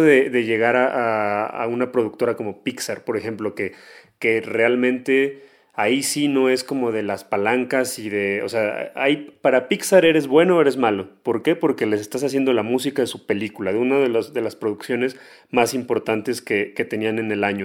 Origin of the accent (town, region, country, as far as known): Mexico